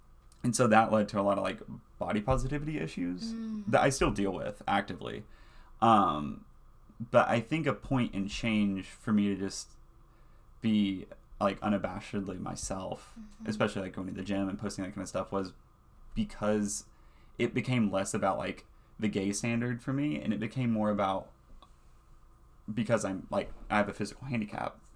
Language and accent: English; the South, United States; accent: Southern; moved away; being gay, growing up in the South, like growing up in the church